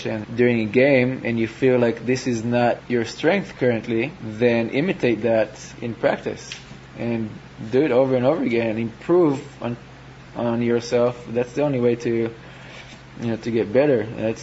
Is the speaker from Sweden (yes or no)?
no; Israel; a younger player growing up in Israel